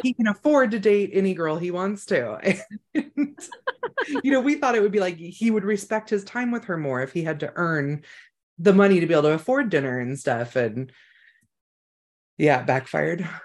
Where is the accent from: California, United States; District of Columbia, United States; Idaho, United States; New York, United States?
California, United States; Emerald Triangle; I grew up in the Emerald Triangle